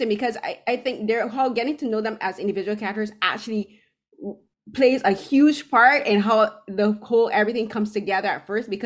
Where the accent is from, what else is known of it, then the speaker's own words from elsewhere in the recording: Barbados; now in Toronto, Canada; I'm originally from Barbados, but I live in Toronto now